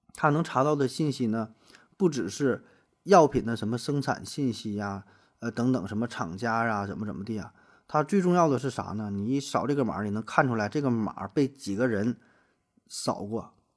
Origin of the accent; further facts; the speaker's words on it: China; 咱们是站在 中国人的角度